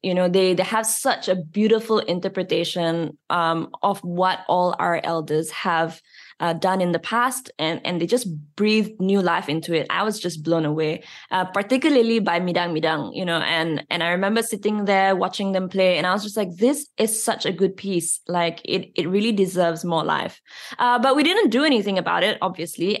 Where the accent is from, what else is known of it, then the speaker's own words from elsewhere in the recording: Malaysia; In schools, we are taught English and Bahasa Malaysia